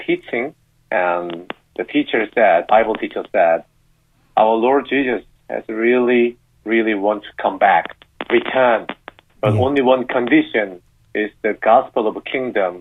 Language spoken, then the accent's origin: English; South Korea; moved away; I'm from South Korea, and I'm married to a British lady